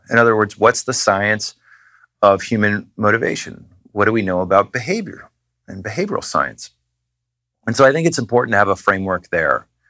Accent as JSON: {"language": "English", "region": "New Hampshire", "country": "United States", "tie": "born or raised there", "said": "I grew up in New Hampshire"}